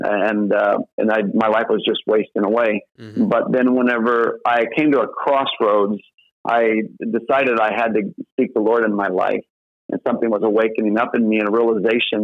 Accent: Southern Illinois, United States; moved away as an adult; So I grew up in Southern Illinois and grew up in a Southern Baptist church

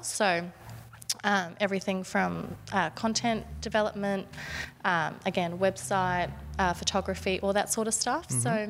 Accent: Burrawa, New South Wales, Australia; moved away as an adult; also born or lived in Canberra; now in Victoria, Australia; I'm from a small country town back in New South Wales called Burrawa. So family farm, have cattle, dogs, nice. All that sort of stuff. And then, yeah, went to uni in Canberra

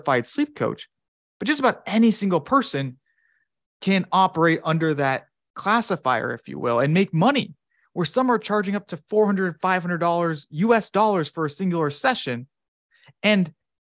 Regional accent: United States; I'm American

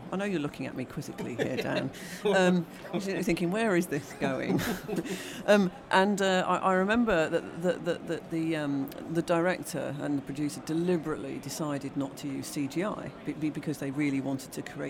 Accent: United Kingdom; we're British.

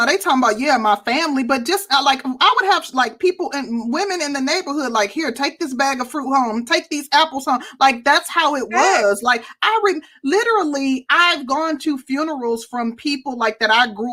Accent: Midwest, United States; I'm from the Midwest

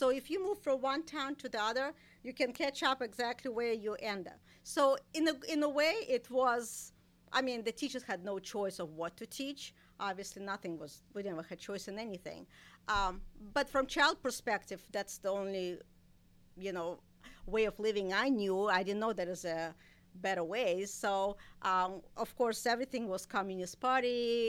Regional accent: Saint Petersburg, Russia; moved away as an adult; also born or lived in Iowa; now in United States; Yes, I'm from St. Petersburg. I think at that time it's called Leningrad.

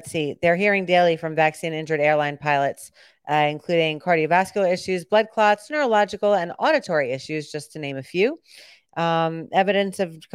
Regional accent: Danbury, Connecticut, United States; I grew up in Danbury

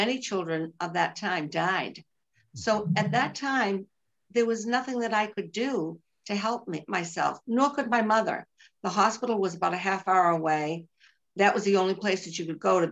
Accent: Boston, Massachusetts, United States; accent: Bostonian; now in Virginia, United States; I am from Massachusetts, but I live in Virginia, but nobody could miss my Bostonian accent.

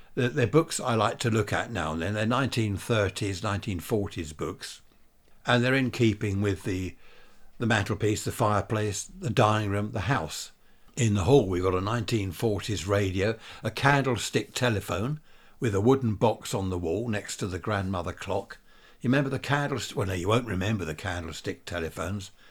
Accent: Worthing, South East England, United Kingdom; Worthing, my hometown.

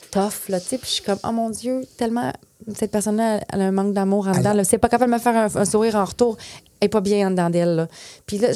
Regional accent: Quebec, Canada; first language French; moved away as an adult; Mais je suis québécoise quand même

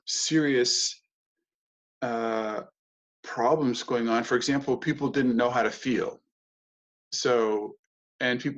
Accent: United States; moved away as an adult; also born or lived in Germany / Hamburg; being an American

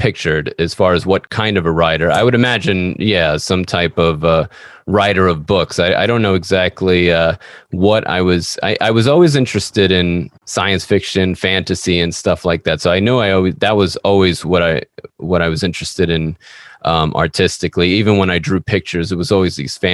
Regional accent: New York, United States; I'm an author from New York

